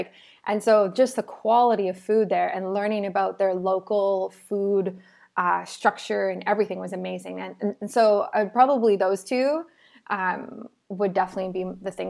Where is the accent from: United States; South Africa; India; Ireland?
South Africa; now in Canada; I'm from South Africa, so when we moved to Canada and when I went back in early 2018, I've been back a few times